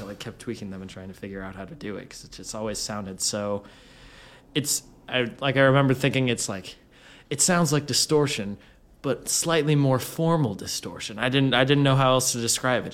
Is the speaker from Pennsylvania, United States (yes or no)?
no; Washington, United States; moved away; I've always identified with growing up in Washington